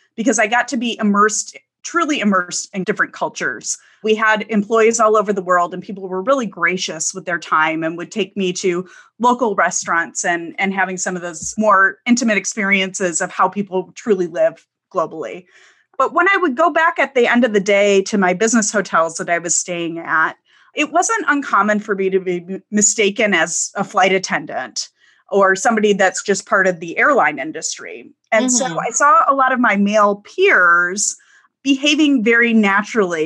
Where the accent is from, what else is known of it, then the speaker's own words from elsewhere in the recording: Detroit, Michigan, United States; moved away as an adult; also born or lived in California; I grew up in the Metro Detroit area, so Midwestern born and raised